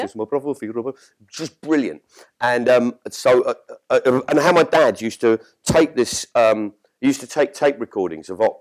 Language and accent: English; London, United Kingdom; when I was growing up in South London